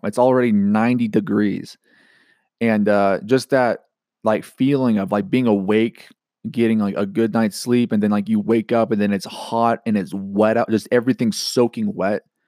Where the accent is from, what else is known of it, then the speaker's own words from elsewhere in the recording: Georgia, United States; moved away; growing up in Georgia